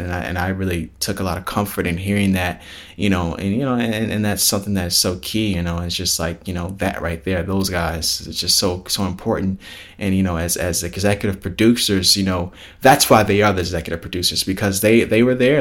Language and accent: English; Palos Hills, Illinois, United States; us growing up and stuff like that, out in Palos Hills